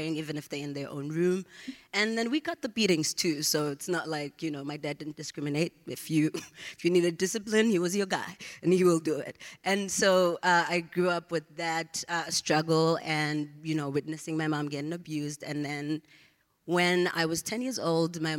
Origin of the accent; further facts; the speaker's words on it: Johannesburg, Gauteng, South Africa; moved away as an adult; now in United States; I was born and raised in a township in the east of Johannesburg, South Africa.